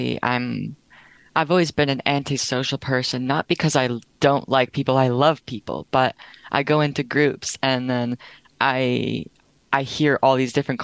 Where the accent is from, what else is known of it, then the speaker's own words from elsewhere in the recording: Sunshine Coast, British Columbia, Canada; I'm from the Sunshine Coast, so BC.